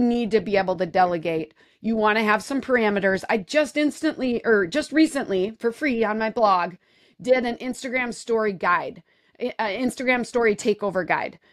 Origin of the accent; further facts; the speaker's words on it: Wisconsin, United States; I'm from Wisconsin